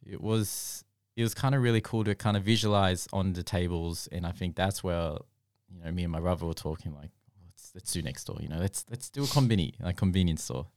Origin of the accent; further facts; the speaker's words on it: Australia; growing up in Australia